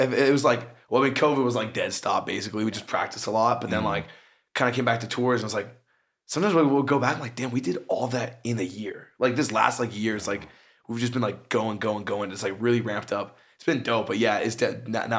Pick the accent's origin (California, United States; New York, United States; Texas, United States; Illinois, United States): California, United States; San Pedro; moved away as an adult; now in Santa Cruz, United States; I actually grew up down this way. I grew up in San Pedro.